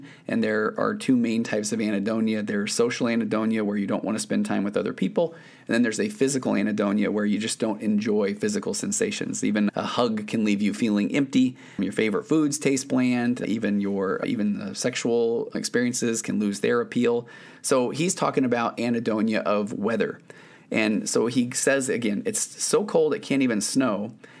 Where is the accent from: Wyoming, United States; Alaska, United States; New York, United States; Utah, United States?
Utah, United States; I grew up in Utah. It snowed a lot, but I don't remember it ever being too cold to snow.